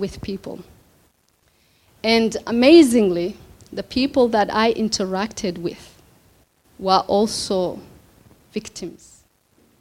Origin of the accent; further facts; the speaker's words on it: Kenya; moved away as an adult; also born or lived in Somalia / Mogadishu, Somalia / Brighton, Melbourne, Australia; now in Melbourne, Australia; Kenya was my hometown, was my country. I lived in Kenya and had gone back to Somalia and married there